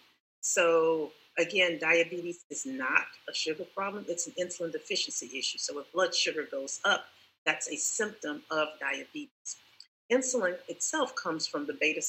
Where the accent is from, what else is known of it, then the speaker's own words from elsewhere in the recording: Columbus, Georgia, United States; now in Tampa, United States; I'm in Tampa, Florida right now, but I'm from Columbus, Georgia